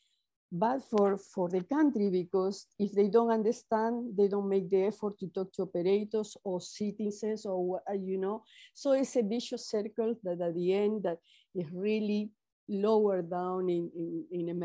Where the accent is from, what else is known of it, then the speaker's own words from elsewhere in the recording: Peru; I'm Latin American, I'm Peruvian